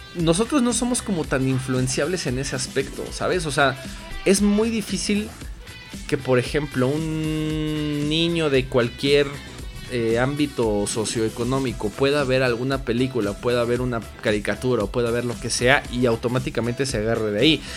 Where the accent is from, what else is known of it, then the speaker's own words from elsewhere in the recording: Mexico; nosotros como mexicanos